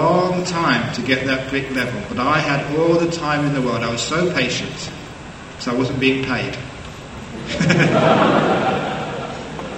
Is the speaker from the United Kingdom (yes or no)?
yes; London, United Kingdom; growing up in London